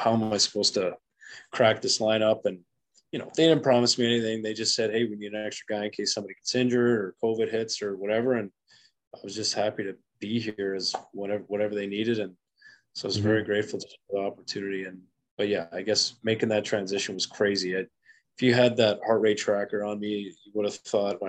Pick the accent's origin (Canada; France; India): Canada; Western Canada; now in North Dakota, United States; growing up in Western Canada